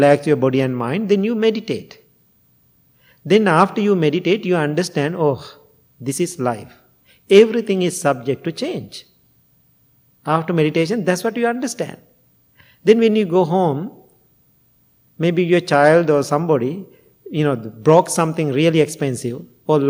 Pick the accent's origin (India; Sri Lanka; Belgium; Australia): Sri Lanka; English is a second language; now in United States; I'm coming from Sri Lanka